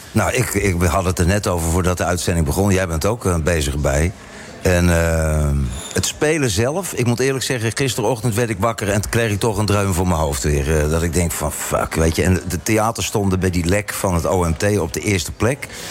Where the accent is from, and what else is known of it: Netherlands; now in Cape Town, South Africa